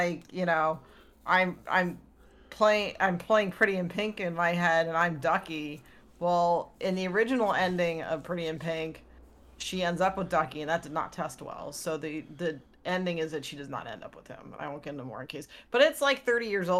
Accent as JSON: {"language": "English", "town": "Clearwater", "region": "Florida", "country": "United States", "tie": "born or raised there", "said": "I grew up in Clearwater, which is like the headquarters of Scientology"}